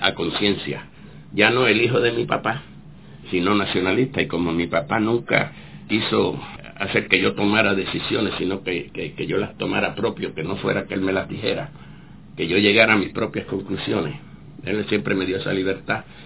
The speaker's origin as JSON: {"language": "Spanish", "country": "Puerto Rico", "also_born_or_lived": "Cuba", "moved": "as an adult", "said": "no somos norteamericanos, somos puertorriqueños"}